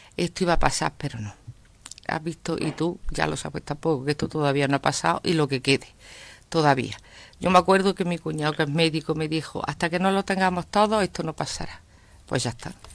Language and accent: Spanish; Andalusia, Spain; nosotros somos los andaluces o los españoles